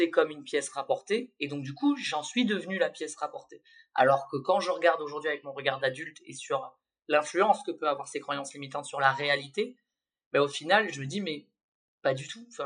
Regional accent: Nouvelle-Aquitaine, France; C'est vrai que comme j'ai grandi dans les Landes, et qu'il

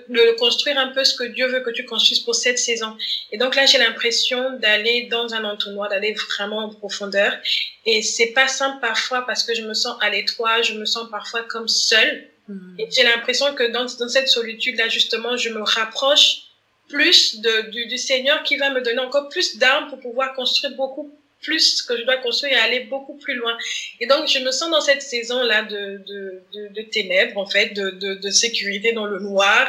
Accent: Gabon; je suis gabonaise

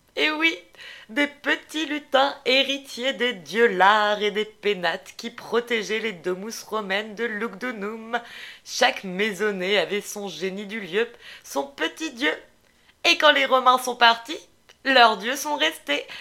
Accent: Lyon, Auvergne-Rhône-Alpes, France; chez nous, à Lyon, des brotos

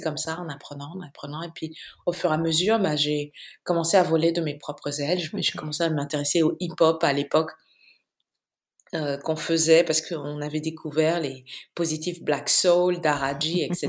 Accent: Bamako, Mali; moved away as an adult; also born or lived in Accra, Ghana / France / Mauritius / United States; Je suis née et j'ai grandi à Bamako et entre Bamako et Accra au Ghana.

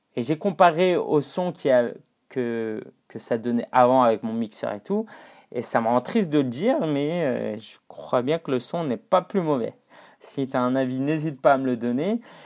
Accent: China; moved away; en retournant en Chine, euh, donc euh, Chine continentale, hein, ça faisait allez, 4 ans que j'étais pas retourné dans ma ville natale

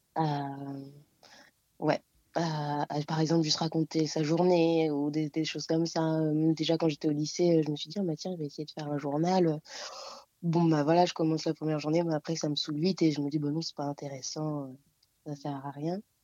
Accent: Réunion; moved away as an adult; now in Paris, France; je viens de l'île de la Réunion, donc ça fait euh, cinq ans que je suis ici

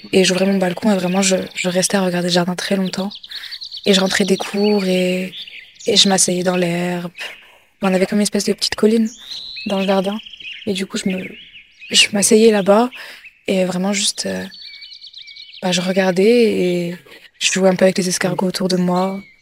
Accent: Morocco; J'ai grandi avec mes, grands-parents et on habitait dans une grande, euh, grande villa au Maroc.

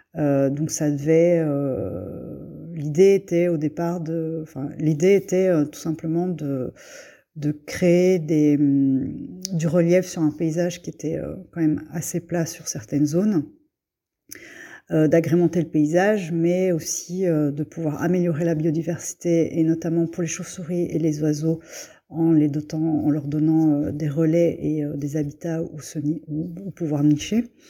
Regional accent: Belgium; moved away as an adult; also born or lived in Brussels, Belgium; now in Bergerac, France; je suis née en Belgique de parents vietnamiens. Je vis actuellement à Bergerac, en Dordogne

